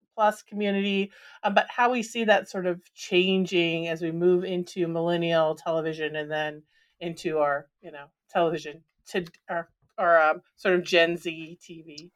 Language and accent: English; Minnesota, United States; growing up in Minnesota